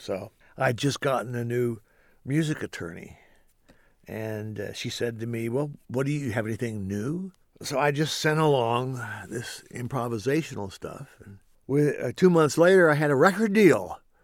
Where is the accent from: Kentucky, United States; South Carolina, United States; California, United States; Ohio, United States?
Kentucky, United States; moved away as an adult; now in Los Angeles, United States; growing up in Kentucky